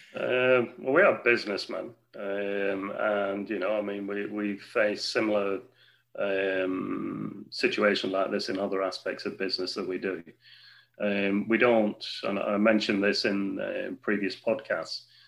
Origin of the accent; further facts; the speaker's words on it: Wigan, North West England, United Kingdom; I'm a Wiganer. Okay, I've worked hard over the last few years to get uh, the company that I work with, I'm a director with, to get them interested into investments into my hometown